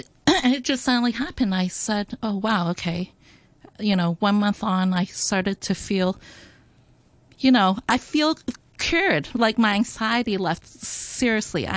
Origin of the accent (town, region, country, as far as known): Hong Kong; born or raised there